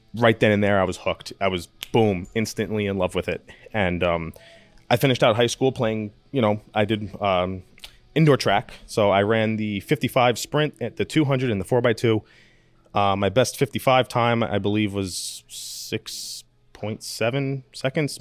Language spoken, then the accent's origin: English; New York, United States; born or raised there